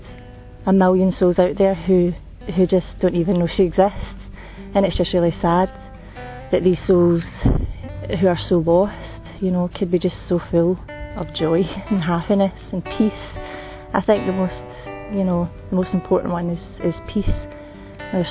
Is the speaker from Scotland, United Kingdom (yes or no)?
yes; Scotland, United Kingdom; I'm from Scotland